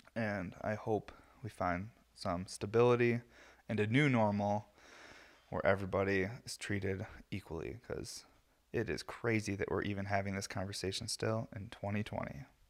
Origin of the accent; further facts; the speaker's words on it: New York, United States; I'm from New York